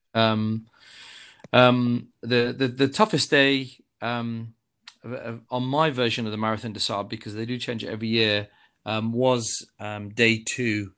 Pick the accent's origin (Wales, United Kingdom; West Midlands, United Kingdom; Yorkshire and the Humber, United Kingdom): West Midlands, United Kingdom; Coventry; I come from Coventry